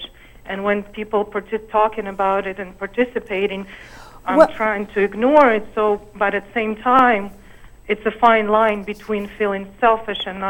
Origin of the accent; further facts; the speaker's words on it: Ukraine; moved away as an adult; now in United States; I'm originally from Ukraine